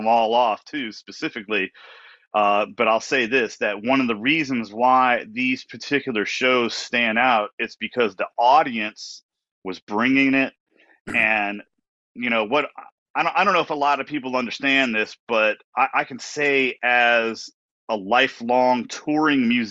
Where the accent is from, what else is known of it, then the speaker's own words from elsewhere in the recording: Washington, District of Columbia, United States; the whole tour ends in my hometown